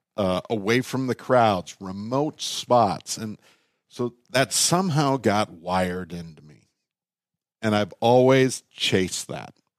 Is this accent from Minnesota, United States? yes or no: yes; Minnesota, United States; also born or lived in Canada; I was born in Canada. They had a place on the Ottawa River in a logging town called Fort Collonge. And when they moved to Minnesota